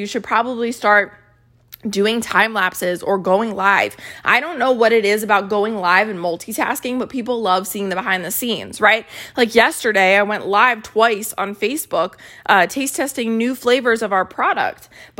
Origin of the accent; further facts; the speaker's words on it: Maryland, United States; So I grew up in Maryland, which is right down the street from Hershey, Pennsylvania, which is where Hershey Park is with the Hershey factory.